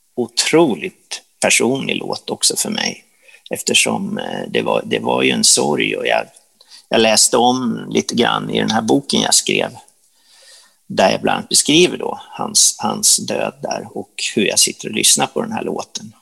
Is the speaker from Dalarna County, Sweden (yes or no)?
no; Sundsvall, Västernorrland County, Sweden; när vi var små i Sundsvall